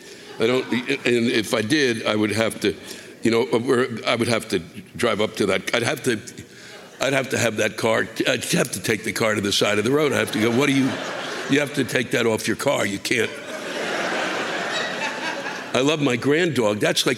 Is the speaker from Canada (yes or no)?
yes; Canada; as a Canadian living in the snow tundra, we seem to use sarcasm to help get through these endless fucking snowstorms that come every fucking weekend here on the East Coast.